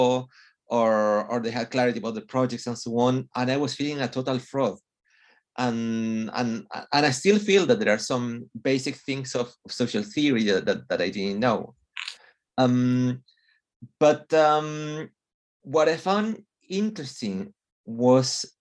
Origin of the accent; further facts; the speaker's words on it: Chile; first language Spanish; English is a second language; moved away as an adult; also born or lived in London, United Kingdom / Los Angeles, United States; now in United Kingdom; I'm from Chile